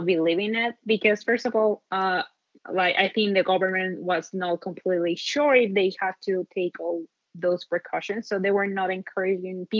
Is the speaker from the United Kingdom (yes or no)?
no; Monterrey, Nuevo León, Mexico; moved away as an adult; also born or lived in New York City, United States; now in Phoenix, United States; Originally from Mexico, I'm from Monterrey, Mexico